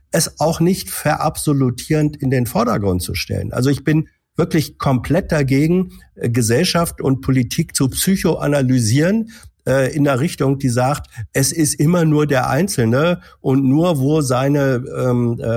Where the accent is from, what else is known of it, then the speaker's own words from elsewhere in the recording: Hanover, Lower Saxony, Germany; in Niedersachsen bin ich bin ich ein Hannoveraner, äh, in Deutschland bin ich ein Norddeutscher oder wegen mir ein Niedersachse. In der Frage äh, äh, Ost-West jetzt politisch wie geografisch bin ich einer mit einer Westherkunft.